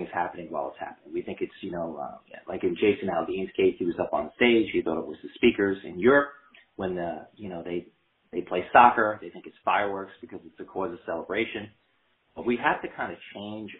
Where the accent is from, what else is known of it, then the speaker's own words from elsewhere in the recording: North Shore of Long Island, New York, United States; now in North Carolina, United States; growing up on the North Shore of Long Island